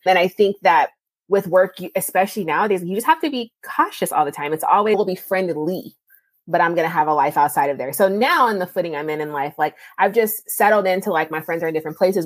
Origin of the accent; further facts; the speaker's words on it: California, United States; moved away as an adult; also born or lived in Ohio / Texas; I'm from California, but I went to undergrad in Ohio and then I came to grad school in Texas